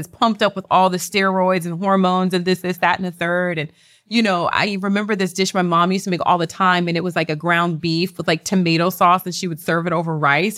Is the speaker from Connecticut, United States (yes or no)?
no; Houston, Texas, United States; moved away; also born or lived in Lake Charles, Louisiana; I'm from the South, I'm from, uh, Louisiana, raised in Houston, Texas.